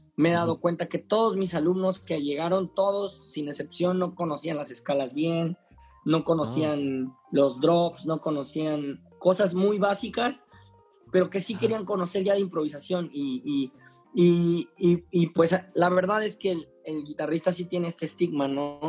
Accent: Juchitán, Oaxaca, Mexico; now in Mexico City, Mexico; soy un guitarrista y compositor de la ciudad de Cuchitán, Oaxaca, soy oaxaqueño, radicado en Ciudad de México, este, desde hace muchos años

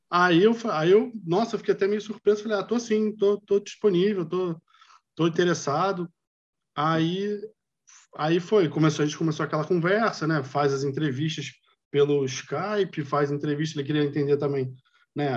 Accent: Rio de Janeiro, Brazil; moved away as an adult; also born or lived in Vietnam / China / Canada; eu sou do Rio

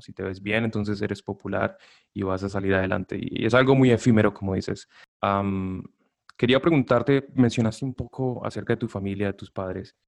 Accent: Buga, Valle del Cauca, Colombia; now in United States; soy colombiano y estoy orgulloso de mi acento

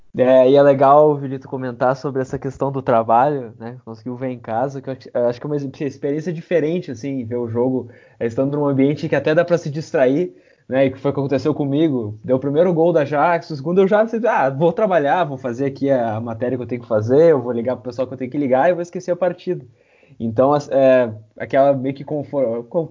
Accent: Caxias / Porto Alegre, the South, Rio Grande do Sul, Brazil; sou de, aqui de Caxias, sou de Porto Alegre, é, do Sul

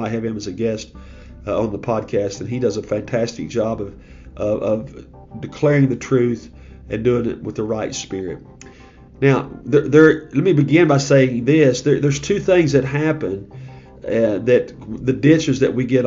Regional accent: United States; as an American

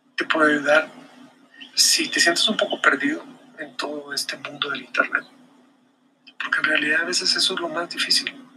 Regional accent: Guatemala; acá, en mi país, en Guatemala

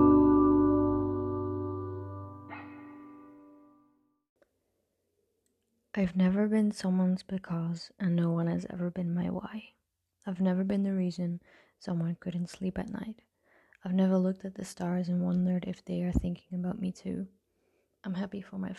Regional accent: Netherlands; I'm from the Netherlands

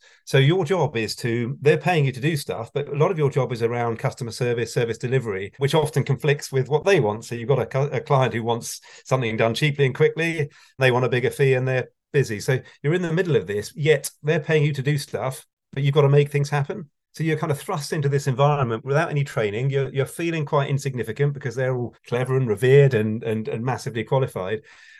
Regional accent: Wokingham, South East England, United Kingdom; now in Reading, United Kingdom; I grew up in Berkshire, where I haven't moved in my life from Berkshire, other than Hampshire, which is across the water. So it's pretty dull, actually. Wokingham in Berkshire.

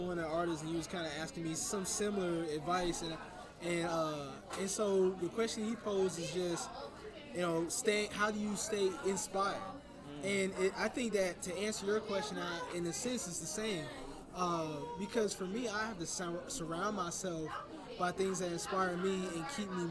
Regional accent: Miami, Florida, United States; moved away as an adult; now in St. Louis, United States; I'm actually from Dade County, Miami. I was born in Dade County.

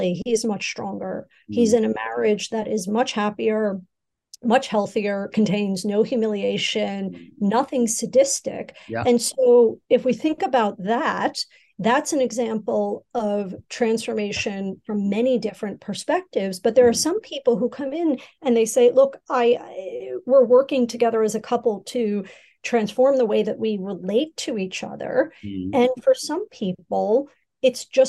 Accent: United States; now in Asia; my home country, in the United States

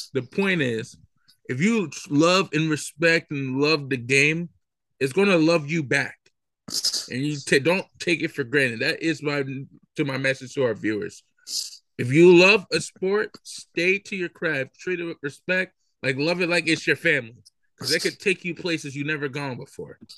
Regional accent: Camden, New Jersey, United States; Everybody knows I'm from Camden, New Jersey. Everybody knows that. Grew up on 13th Street

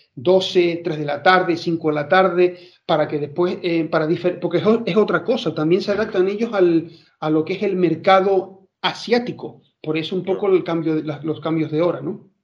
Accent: Spain; soy español

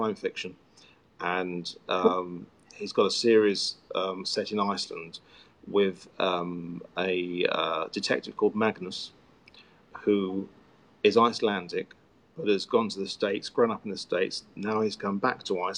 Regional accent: Worthing, South East England, United Kingdom; moved away; this is Worthing, he'd do it in my hometown

